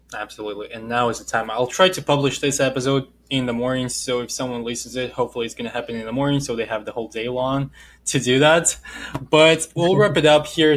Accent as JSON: {"language": "English", "country": "Russia", "accent": "Russian", "moved": "yes", "said": "From Russia."}